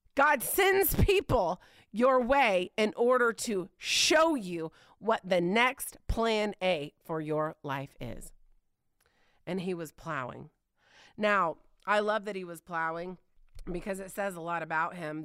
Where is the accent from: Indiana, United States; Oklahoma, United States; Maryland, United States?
Indiana, United States; moved away; I grew up in Indiana